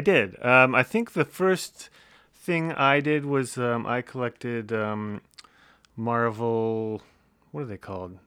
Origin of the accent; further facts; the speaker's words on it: Windsor, Ontario, Canada; Early life, uh, Windsor, Ontario